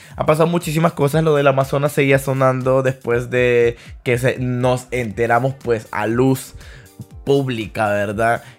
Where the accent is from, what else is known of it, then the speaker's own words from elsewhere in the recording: Danlí, El Paraíso, Honduras; also born or lived in Tegucigalpa, Honduras; es mi pueblo, ahí nací